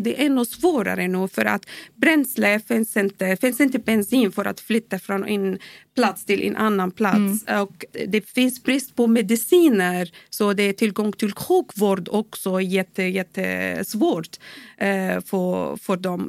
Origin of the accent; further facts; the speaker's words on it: Syria; Swedish is a second language; also born or lived in Bahrain / Dubai; now in Sweden; Jag kommer från Syrien